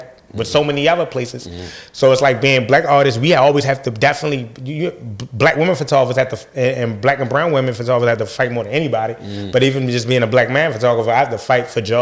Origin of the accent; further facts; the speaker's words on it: Baltimore, Maryland, United States; growing up in Baltimore, being here all my life